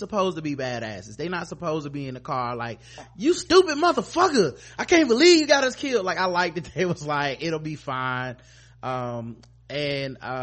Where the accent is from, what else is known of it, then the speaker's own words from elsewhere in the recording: the South, United States; I'm from the South